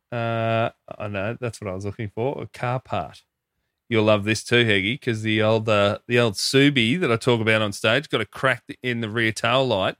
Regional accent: Hoppers Crossing, Victoria, Australia; growing up in Hoppers, a lot of Filipino mates.

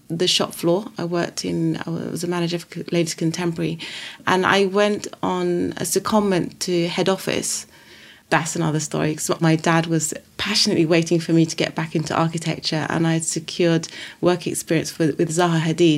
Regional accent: London, United Kingdom; also born or lived in Saudi Arabia / Italy / Sudan; I still feel very Sudanese, even though I grew up in London. I'm a Londoner. But I lived in Saudi Arabia. I lived in Italy.

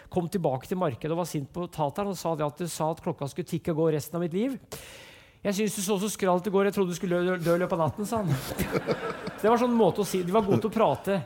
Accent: Brumunddal, Innlandet, Norway; Jeg vokste opp som sagt i Brumunddal, og der gikk jeg på skolen

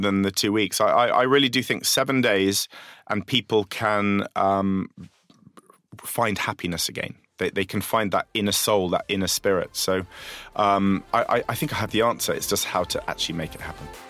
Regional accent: London, United Kingdom; accent: Londoner

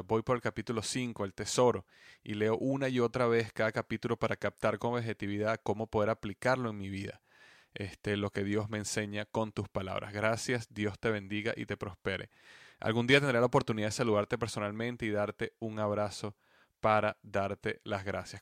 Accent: Venezuela; mi país, Venezuela

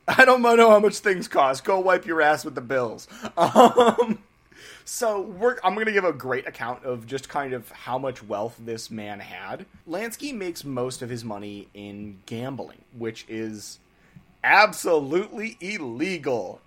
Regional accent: New England, United States; we're from New England here

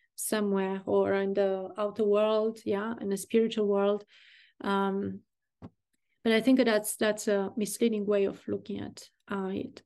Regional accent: Burgundy, Bourgogne-Franche-Comté, France; I'm from Burgundy

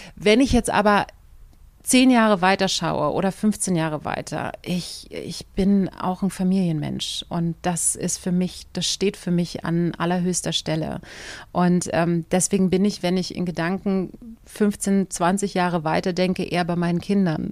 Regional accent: Berlin, Germany; für mich kam damals überhaupt nicht in Frage, meine Heimat zu verlassen

